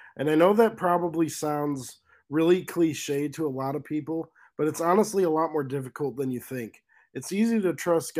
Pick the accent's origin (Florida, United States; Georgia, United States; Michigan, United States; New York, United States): Michigan, United States; also born or lived in Arizona; I was born in Arizona, but we moved to Michigan when I was 2 years old, so I've lived the majority of my life in Michigan.